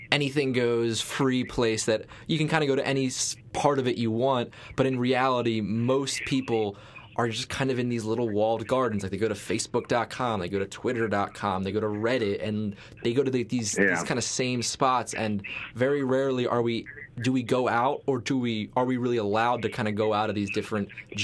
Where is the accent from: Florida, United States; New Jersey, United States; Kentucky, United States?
New Jersey, United States; Atlantic City; I grew up right around Atlantic City